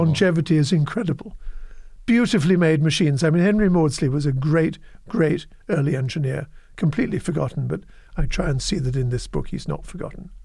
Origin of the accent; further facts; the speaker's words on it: United Kingdom; moved away as an adult; also born or lived in New York, United States; now in United States; former life as a Brit and a European.